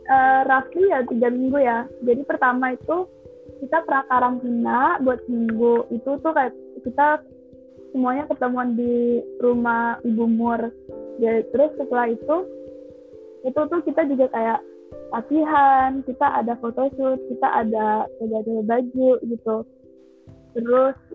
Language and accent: Indonesian; Padang, West Sumatra, Indonesia; karena karena kan kita dari Padang tapi Padang juga kita dari Cina langsung kan jadi pas pertama datang kita harus ganti nama